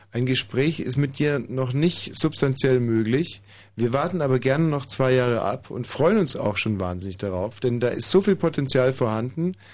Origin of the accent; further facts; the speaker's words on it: Hungary; Äh, ich bin auch Ungar und ich bin kein bisschen blass.